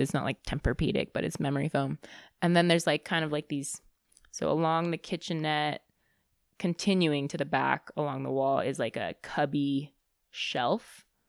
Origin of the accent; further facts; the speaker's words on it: Bay Area, California, United States; also born or lived in Boston; I grew up in the Bay Area